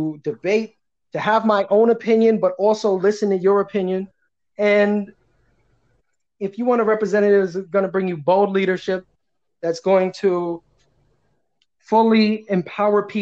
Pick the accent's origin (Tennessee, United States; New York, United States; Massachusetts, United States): New York, United States; New York City; I was born and raised in this district. I come from very little means. I grew up in Ocean Village